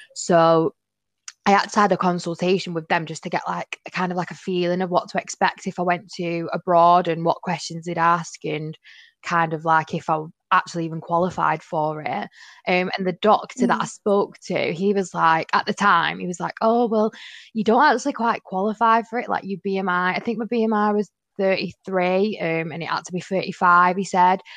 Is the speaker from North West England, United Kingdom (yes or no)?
yes; Manchester, North West England, United Kingdom; I'm 22 from Manchester